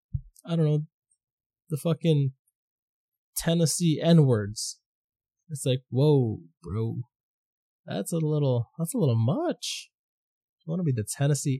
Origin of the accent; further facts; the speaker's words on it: Toronto, Ontario, Canada; also born or lived in Philippines; I grew up in Scarborough, Danforth